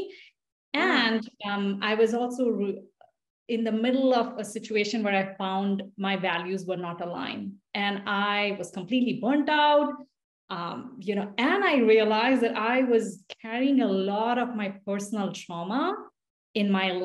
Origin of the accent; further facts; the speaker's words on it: India; English is a second language; now in United States; me growing up in India